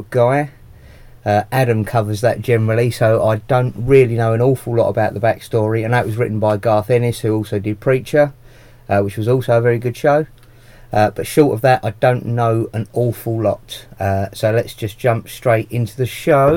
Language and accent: English; United Kingdom; accent: Australian; I am very British